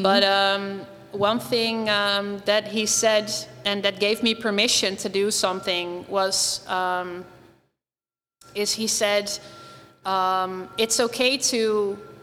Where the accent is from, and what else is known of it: Nijmegen, Gelderland, Netherlands; born or raised there; moved away